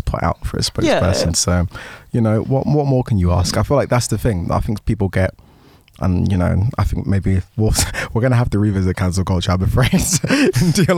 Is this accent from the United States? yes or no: no; Nigeria; as a Nigerian